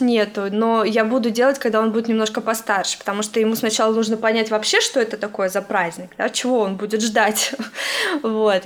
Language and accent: Russian; Russia; now in United States